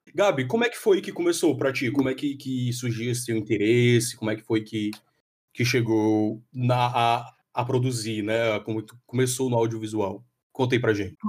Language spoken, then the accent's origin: Portuguese; Fortaleza, Ceará, Brazil; moved away; also born or lived in Petrolina; eu sou de Fortaleza